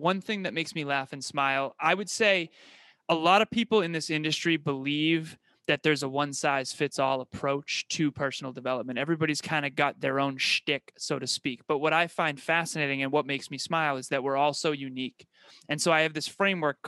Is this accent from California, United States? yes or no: no; Uxbridge, Massachusetts, United States; I was born and raised in Uxbridge, Massachusetts in the United States